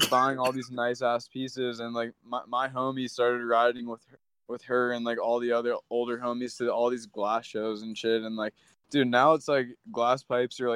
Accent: Maryland, United States; I grew up on the East Coast, though. So I grew up in Maryland.

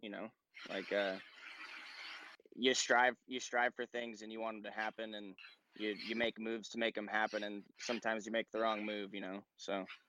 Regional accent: Clarkston, Washington, United States; No, actually I grew up in Clarkston here.

